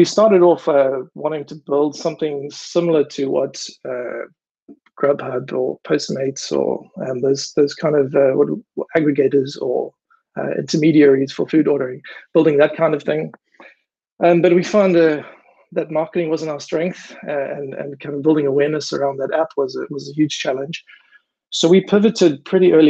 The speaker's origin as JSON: {"language": "English", "town": "Durban", "region": "KwaZulu-Natal", "country": "South Africa", "tie": "born or raised there", "moved": "as an adult", "lives_now": "Amsterdam, Netherlands", "said": "I grew up in Durban in South Africa"}